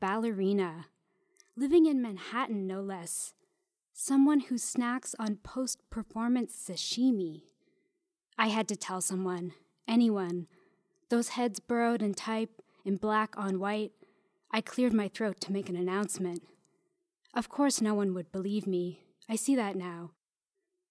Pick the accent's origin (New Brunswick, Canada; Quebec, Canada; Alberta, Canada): New Brunswick, Canada; Fredericton; moved away as an adult; also born or lived in Victoria / Toronto; now in Montreal, Canada; I'm originally from Fredericton, New Brunswick, but I've been here for about 11 years.